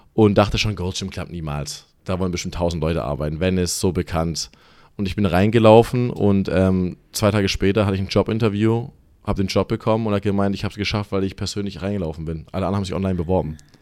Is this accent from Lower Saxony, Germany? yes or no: no; Stuttgart, Baden-Württemberg, Germany; accent: German; moved away as an adult; now in Los Angeles, United States; Ich bin so vor circa zweieinhalb Jahren ausgewandert, direkt aus Stuttgart. Geboren, aufgewachsen die meiste Zeit da.